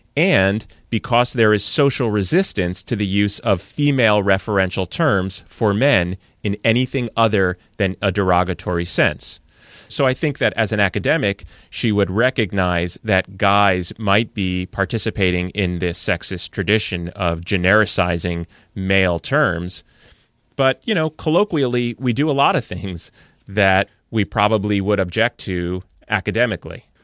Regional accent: New Jersey, United States; I'm from New Jersey, so I'm partially yous

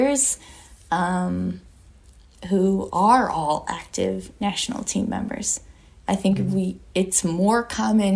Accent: Michigan, United States; moved away; also born or lived in Florida; I'm originally from Michigan

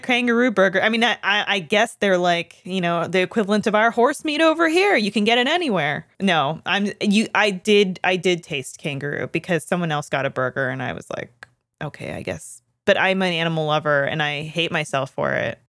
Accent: Canada; I'm not from Kitchener, but I am Canadian

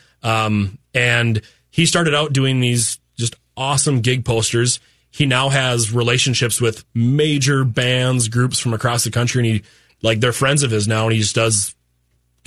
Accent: Fargo, North Dakota, United States; we're townies from Fargo and we love that place

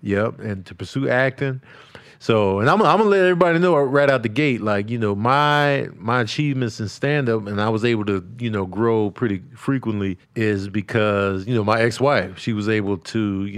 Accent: Chicago, Illinois, United States; also born or lived in New Mexico; now in Los Angeles, United States; I grew up in Chicago.

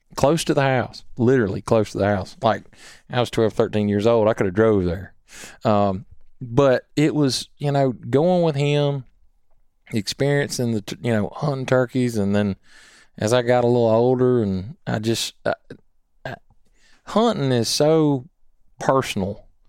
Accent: Columbia, United States; growing up in Columbia

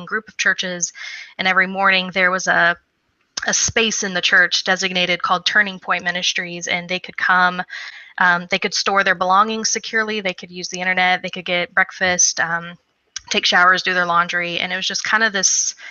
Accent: Missouri, United States; moved away; I was home in my home state of Missouri

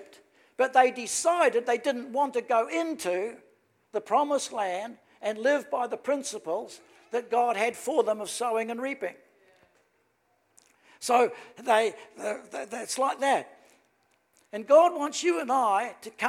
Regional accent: New Zealand; I'm from New Zealand

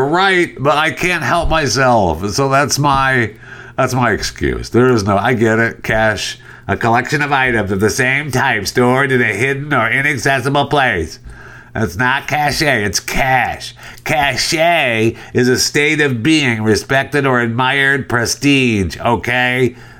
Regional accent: Michigan, United States; moved away; I grew up in Michigan. I got out of there as soon as I could.

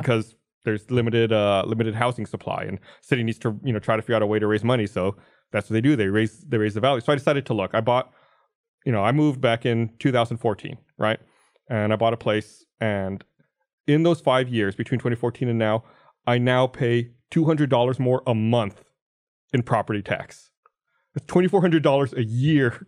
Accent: United States; I'm an American citizen

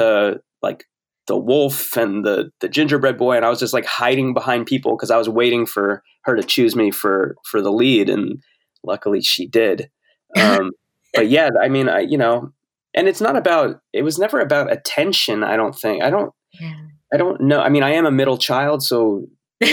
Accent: New Jersey, United States; I grew up in New Jersey and it was in close proximity to New York

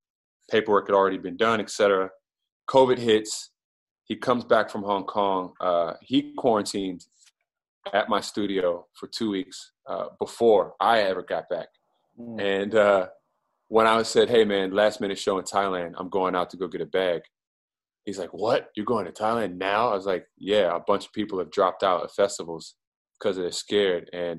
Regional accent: Maryland, United States; I'm from Prince George's County, Maryland. For those outside of the area, the minute you say you're from Maryland, people think that you're from Baltimore. Mm. And I'm from a suburb of Washington, D.C.

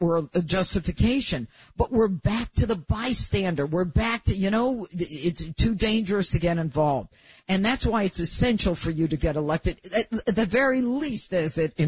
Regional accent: Elmira, New York, United States; I'm from the southern tier. I'm from Elmira originally

